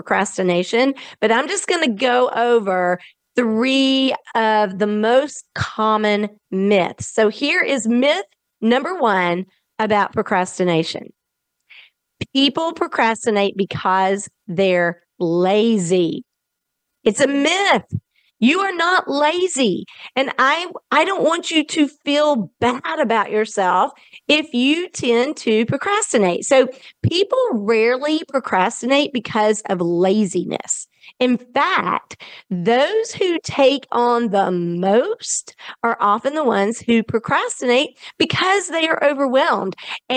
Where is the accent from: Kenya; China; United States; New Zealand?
United States; the South; accent: Southern; my Southern accent